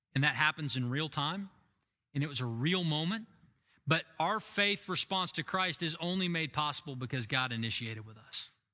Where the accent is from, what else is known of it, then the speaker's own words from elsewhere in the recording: United States; As an American